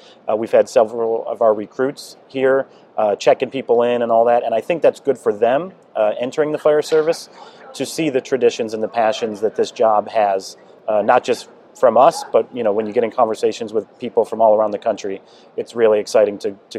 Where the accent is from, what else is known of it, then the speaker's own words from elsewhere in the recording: Buffalo, New York, United States; now in Columbus, United States; Like I said, I came from Buffalo, New York and took the test.